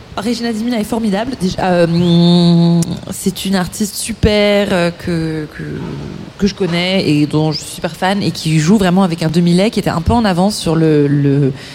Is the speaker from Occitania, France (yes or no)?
no; Malakoff, Île-de-France, France; on a grandi à Malakoff